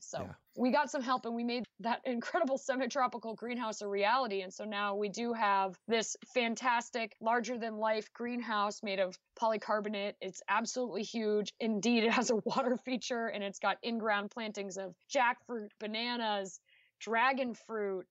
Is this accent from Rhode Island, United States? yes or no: yes; New Shoreham, Rhode Island, United States; moved away as an adult; now in Missouri, United States; Block Island is the second smallest town in the smallest state, Rhode Island. And I grew up on a horse farm